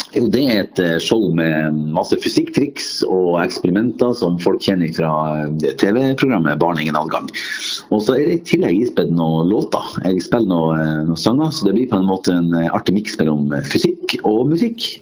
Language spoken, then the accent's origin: Norwegian; Northern Norway, Norway; now in Oslo, Norway; en til nordlending